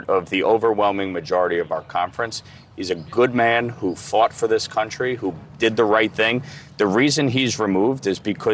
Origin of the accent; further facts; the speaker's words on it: New York, United States; a state like New York, my home state